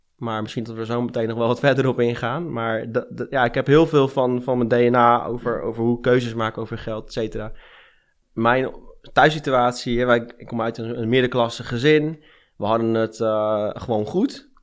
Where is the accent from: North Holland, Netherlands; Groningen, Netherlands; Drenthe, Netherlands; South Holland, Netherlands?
North Holland, Netherlands; Amsterdam; also born or lived in Rotterdam; now in Friesland, Netherlands; Ik ben in Amsterdam geboren